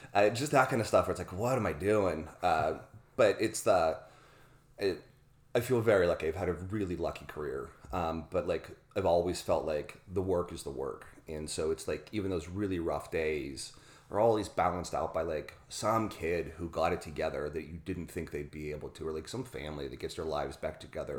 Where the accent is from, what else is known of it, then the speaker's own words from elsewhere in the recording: Pittsburgh, Pennsylvania, United States; I grew up in Pittsburgh, Pennsylvania